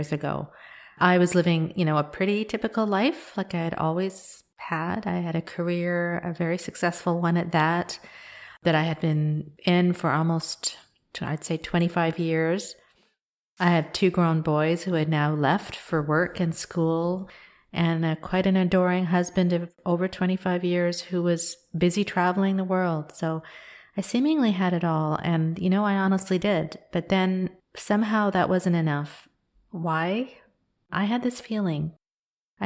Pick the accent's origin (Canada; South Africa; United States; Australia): Canada; also born or lived in Kenya; I'm an Indian woman. I'm born in Kenya, and I was raised in Canada